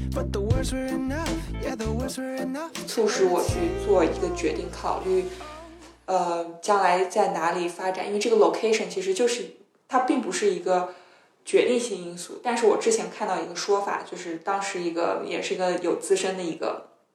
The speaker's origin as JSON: {"language": "Chinese", "country": "China", "moved": "as an adult", "lives_now": "Sweden", "said": "我是来自大陆的"}